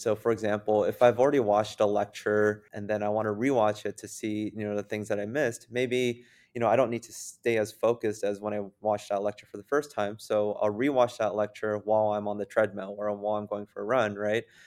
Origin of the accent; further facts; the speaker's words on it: San Jose, California, United States; now in Wisconsin, United States; here in Wisconsin when I first moved since I'm originally from San Jose, California